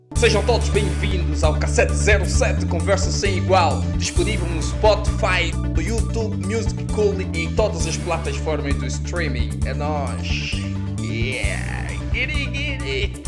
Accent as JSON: {"language": "Portuguese", "region": "Cuanza Sul", "country": "Angola", "also_born_or_lived": "Lobito", "moved": "yes", "said": "eu sou do Kwanza Sul"}